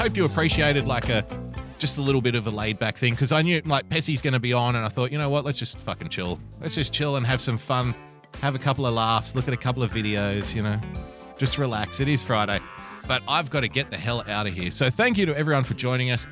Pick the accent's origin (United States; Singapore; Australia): Australia; I love being an Australian